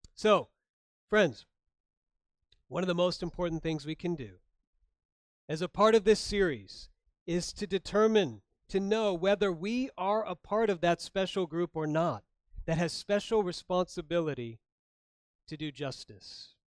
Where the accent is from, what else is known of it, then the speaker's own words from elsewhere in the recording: Florida, United States; moved away; also born or lived in Chicago, Illinois; I grew up in Florida, born in Chicago